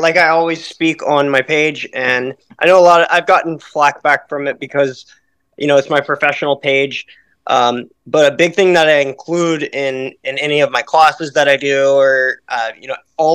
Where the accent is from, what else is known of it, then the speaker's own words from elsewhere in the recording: Slidell, Louisiana, United States; moved away as an adult; now in upstate New York, United States; I originally grew up 20 minutes outside of New Orleans in a place called Slidell, Louisiana